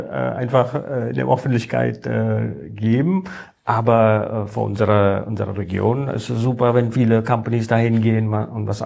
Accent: India; German is a second language; now in Germany; ich komme ursprünglich aus Indien, ich bin seit äh, 20 Jahren hier in Deutschland, aber ich bin in Indien groß geworden. Meine formative Years war in Indien

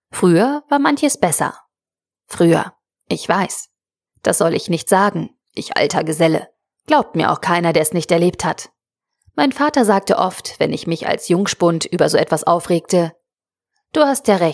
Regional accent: Northern Germany, Germany; Ich komme ja aus Norddeutschland.

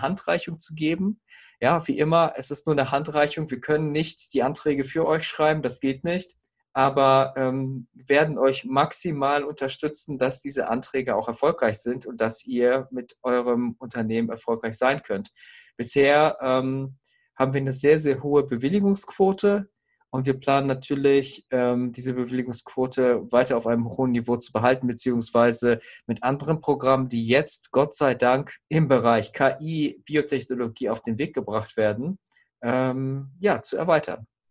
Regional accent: Herford, North Rhine-Westphalia, Germany; moved away as an adult; also born or lived in Bonn; now in Bielefeld, Germany; ich komme eigentlich aus Herford, bin eine Zeit lang nach äh, Bonn gegangen zum Studium

